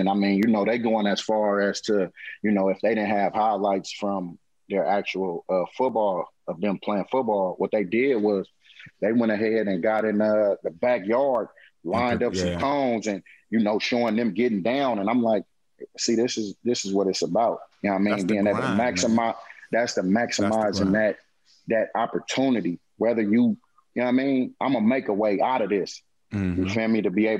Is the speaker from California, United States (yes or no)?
yes; Oakland, California, United States; I said, hey, but I'm from Oakland.